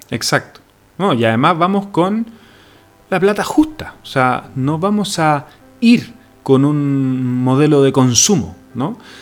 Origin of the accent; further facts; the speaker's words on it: Chile; nosotros como chilenos, estamos en una región bien alejada del mundo